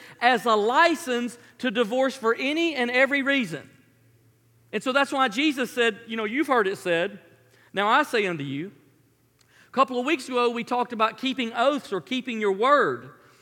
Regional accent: Memphis, Tennessee, United States; I grew up in Memphis

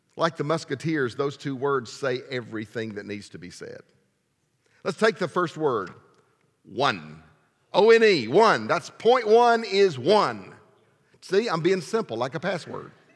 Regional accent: Alabama, United States; I was from Alabama

